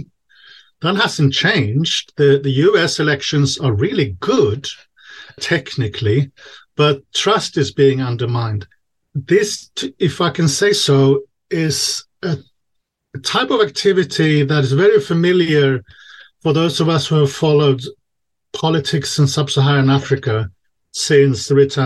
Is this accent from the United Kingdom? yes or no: no; Sweden; now in Czech Republic; I'm originally from Sweden